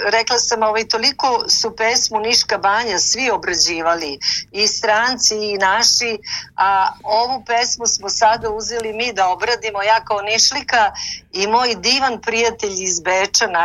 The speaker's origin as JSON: {"language": "Croatian", "town": "Niš", "region": "Nišava District", "country": "Serbia", "tie": "born or raised there", "said": "u Nišu, to ću vam Divno. otkriti, u mom rodnom gradu."}